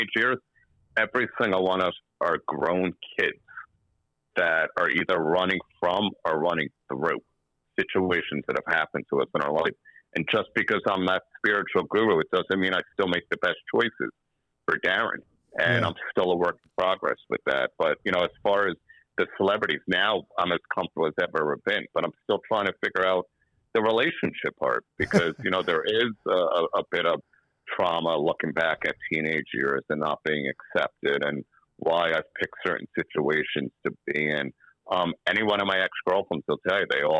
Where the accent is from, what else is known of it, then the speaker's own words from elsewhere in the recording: United States; I'm from the United States.